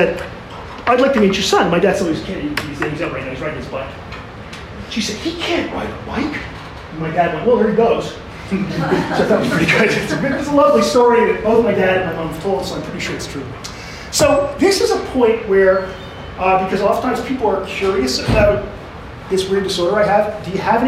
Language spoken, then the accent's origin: English; Canada; I'm Canadian